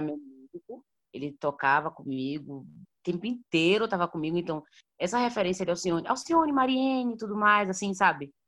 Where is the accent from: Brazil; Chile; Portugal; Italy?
Brazil; Salvador, Bahia; eu sou de Salvador, Bahia